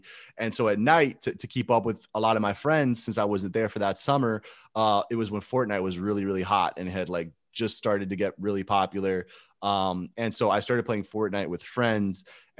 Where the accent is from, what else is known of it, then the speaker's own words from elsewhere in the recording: Gainesville, Florida, United States; but I was a Florida boy because I grew up in Gainesville.